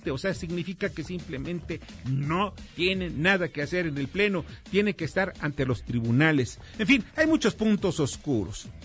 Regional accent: Mexico; Así es, y aquí me quedan varias dudas, como muchos mexicanos.

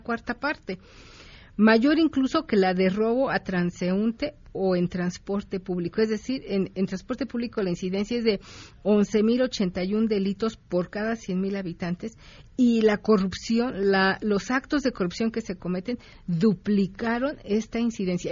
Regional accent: Mexico; somos los mexicanos

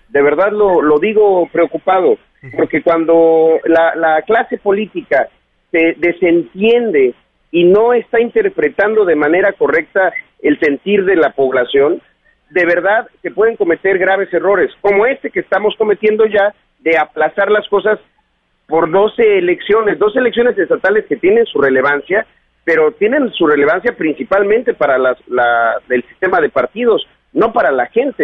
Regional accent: Chiapas, Mexico; aquí en mi tierra

